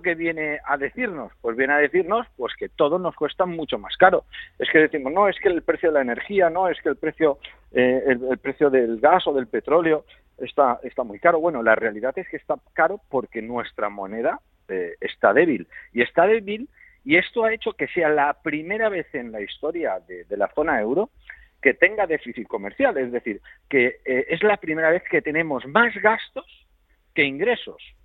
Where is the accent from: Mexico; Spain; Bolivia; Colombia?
Spain; nosotros somos españoles